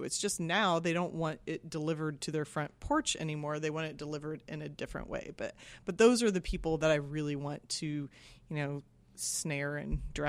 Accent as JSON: {"language": "English", "region": "Kansas", "country": "United States", "also_born_or_lived": "East Coast", "moved": "as an adult", "lives_now": "San Francisco, United States", "said": "I am from Kansas."}